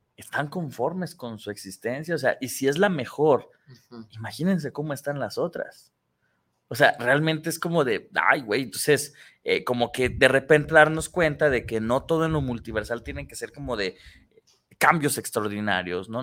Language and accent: Spanish; Tlaquepaque, Jalisco, Mexico; no nací en, en, en Tlaquepaque